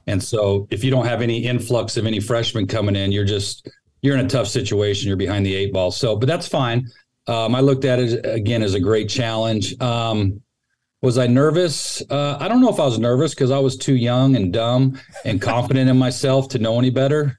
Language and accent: English; Sacramento, California, United States; moved away as an adult; also born or lived in Texas / Dallas; now in San Mateo, United States; I grew up in Sacramento, just up the road from here, and uh, all my family's still